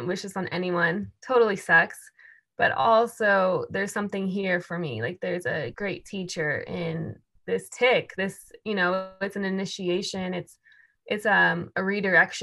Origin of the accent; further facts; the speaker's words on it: suburbs near Washington, D.C., East Coast, United States; I grew up on the East Coast, actually, near Washington, D.C. in the suburbs.